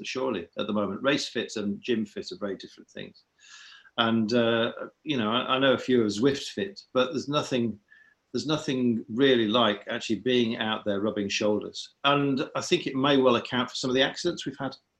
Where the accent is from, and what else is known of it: Sheffield, Yorkshire and the Humber, United Kingdom; born or raised there